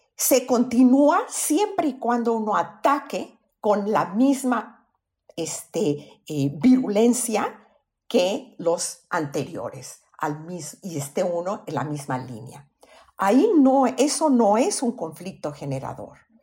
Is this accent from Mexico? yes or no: yes; Mexico; En México todos somos mexicanos.